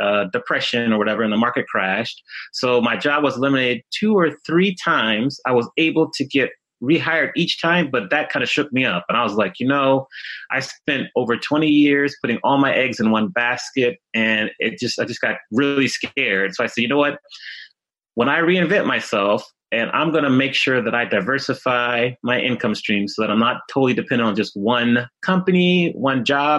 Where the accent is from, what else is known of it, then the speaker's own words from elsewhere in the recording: Washington, District of Columbia, United States; moved away as an adult; also born or lived in Atlanta / Chicago / Dallas / Miami; now in Los Angeles, United States; I grew up in the Washington, D.C. area. So I grew up there and went to school there.